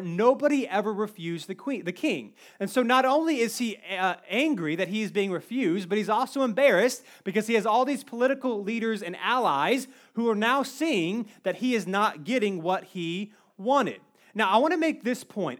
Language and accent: English; Cary, North Carolina, United States; I grew up in Cary. Nothing ever happens in Cary.